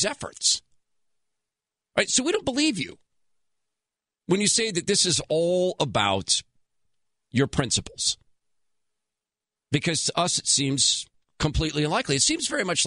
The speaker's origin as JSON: {"language": "English", "region": "Washington", "country": "United States", "tie": "born or raised there"}